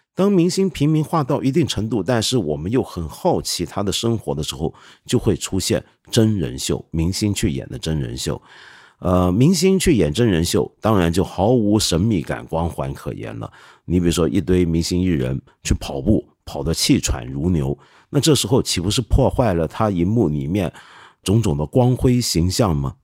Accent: China; 不像我们中国人这么努力

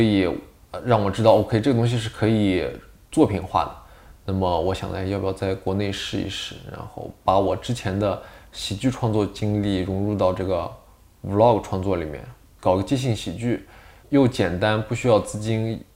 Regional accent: Northwest China, China; 我山西人，我也是前后鼻音不分。这方面是错乱，西北人嘛，西北那块儿

